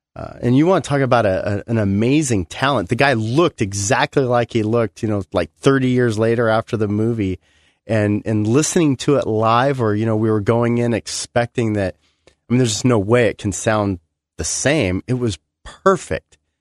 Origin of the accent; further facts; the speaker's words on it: United States; I love being American